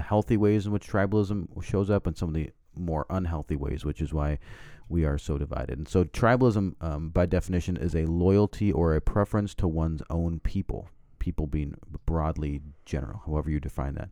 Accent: the Prairies, Canada; I grew up in Canada, we're on the plains

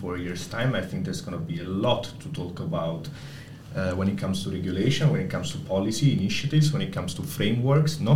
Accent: Naples, Campania, Italy; moved away; I'm from Napoli. So now, shameless plug for my city, Napoli

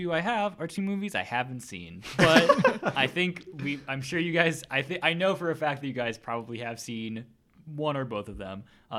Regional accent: Sioux Falls, South Dakota, United States; moved away; Sioux Falls, my hometown.

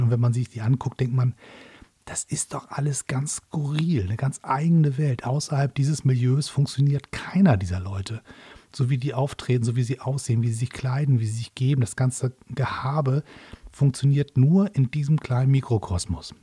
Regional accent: Hamburg, Germany; in Hamburg, also meiner Heimatstadt

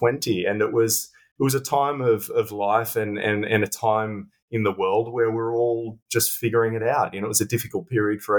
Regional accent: Australia; moved away as an adult; now in London, United Kingdom; I'm an Australian living in London.

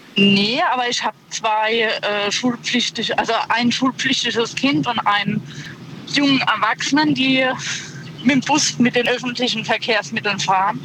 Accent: Ludwigshafen, Rhineland-Palatinate, Germany; now in Eisenberg, Germany; ich komme ursprünglich aus Ludwigshafen.

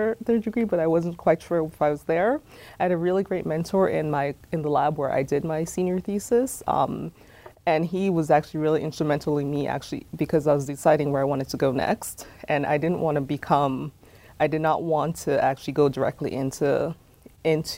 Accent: Perth Amboy, New Jersey, United States; also born or lived in Jamaica / California; now in Indiana, United States; I grew up in Perth Amboy, New Jersey, which is an urban city that's in central New Jersey

